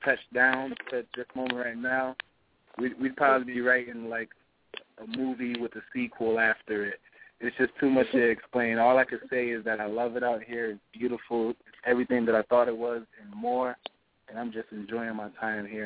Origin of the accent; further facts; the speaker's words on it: Hartford County, Connecticut, United States; I'm from Connecticut, the Hartford County area